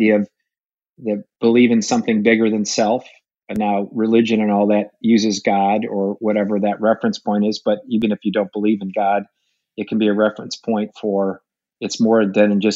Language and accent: English; Detroit, Michigan, United States; moved away as an adult; I was born in Detroit, and one of 11 kids in an Irish Catholic family